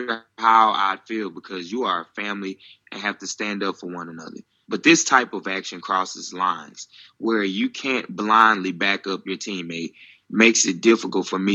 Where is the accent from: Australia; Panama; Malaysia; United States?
United States; now in Finland; as an American playing American football here